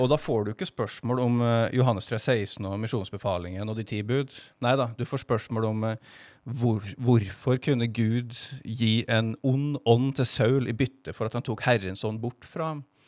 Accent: Stjørdal, Trøndelag, Norway; moved away as an adult; also born or lived in Stavanger; now in Kristiansand, Norway; Jeg kommer fra Stjørdal

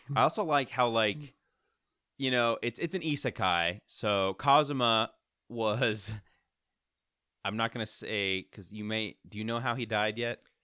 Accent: Missouri, United States; I I've been born and raised in Missouri my whole life

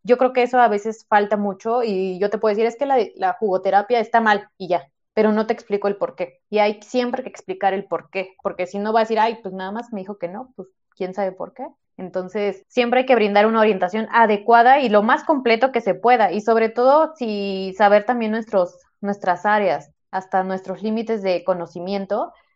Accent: Mexico; en México tenemos la idea de y festejamos todo con comida y es normal, es nuestra cultura. O sea, así somos los mexicanos.

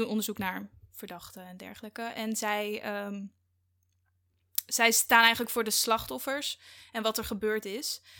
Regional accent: Ede, Gelderland, Netherlands; moved away as an adult; now in Amsterdam, Netherlands; ik kom uit Ede

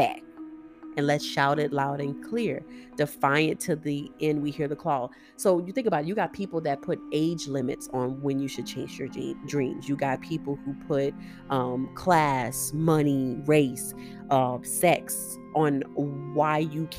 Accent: Louisiana, United States; I am a Creole. I am from Louisiana

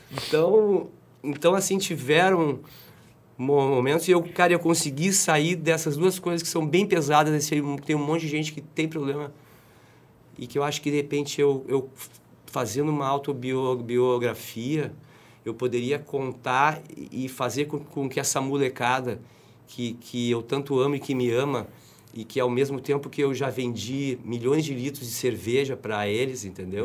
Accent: Brazil; also born or lived in Rio de Janeiro / Garopaba; como brasileiro

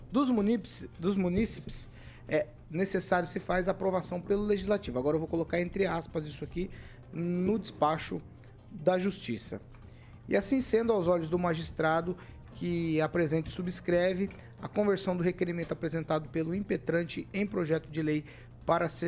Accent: Campo Mourão, Paraná, Brazil; now in Maringá, Brazil; Mas eu sou de Campo Mourão

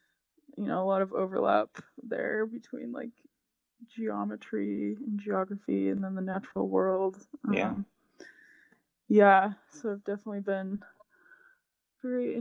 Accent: Utah, United States; I grew up in Utah

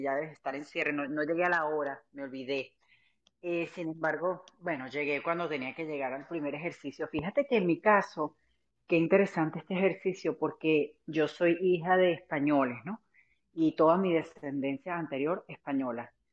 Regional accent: Venezuela; moved away as an adult; now in United States; me tocó salir de Venezuela, eh, también estoy en los Estados Unidos

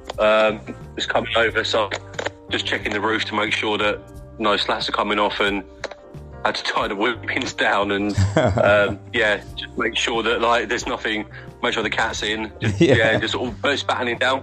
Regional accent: Faversham, South East England, United Kingdom; I'm from Faversham. I mean, Kent's a beautiful county. I'm lucky to live

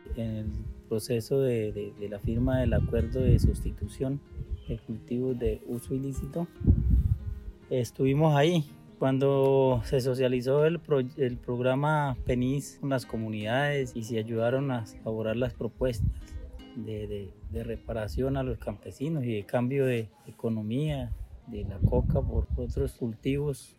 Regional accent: Mesetas, Meta, Colombia; Fuimos casi nacidos y criados ahí en mesetas

